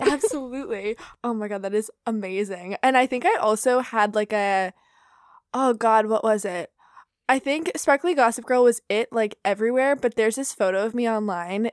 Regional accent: Florida, United States; I grew up in Florida

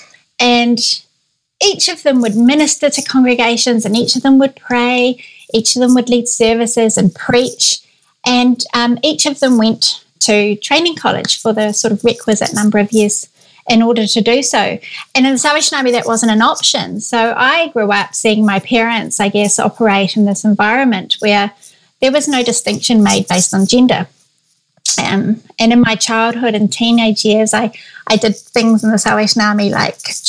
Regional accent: New Zealand; moved away as an adult; also born or lived in London; I'm from New Zealand, I was born and grew up here pretty much all my life

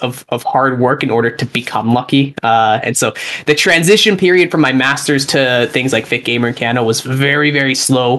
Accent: Calgary, Alberta, Canada; moved away as an adult; also born or lived in Edinburgh, Scotland / Toronto; I moved back to my home city of Calgary.

